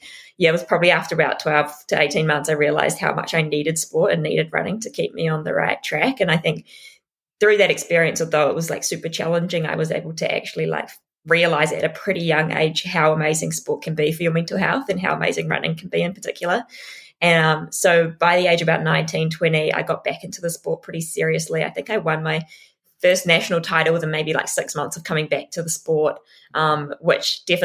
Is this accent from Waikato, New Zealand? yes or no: no; Tauranga, Bay of Plenty, New Zealand; I grew up in Tauranga. I lived in Tauranga till I was about 17.